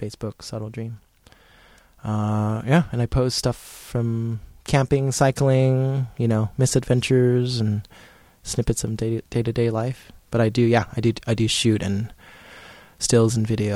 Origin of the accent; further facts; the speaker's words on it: United States; I am Asian American